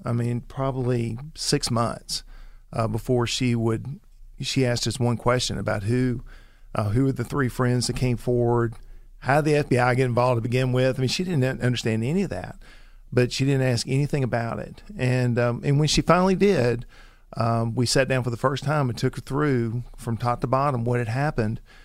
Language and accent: English; the South, United States; we grew up in the South, you know, as as Christians